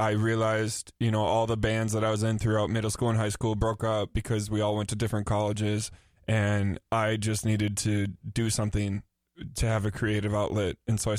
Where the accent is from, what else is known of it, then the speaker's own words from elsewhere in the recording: Burnsville, Minnesota, United States; also born or lived in Lakeville, Minnesota; I was born in Burnsville, and then I moved to Lakeville when I was like 12.